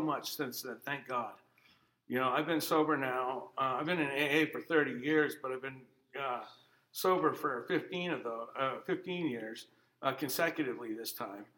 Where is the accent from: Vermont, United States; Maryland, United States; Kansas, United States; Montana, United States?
Vermont, United States; also born or lived in Anchorage, Alaska; I grew up here in Vermont. Uh, I was originally born in Anchorage, Alaska